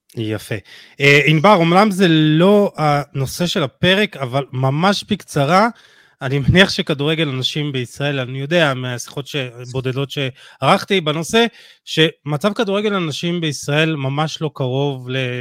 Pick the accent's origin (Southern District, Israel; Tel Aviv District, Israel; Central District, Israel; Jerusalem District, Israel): Jerusalem District, Israel; Jerusalem; אני רואה את זה בירושלים, אני ירושלמי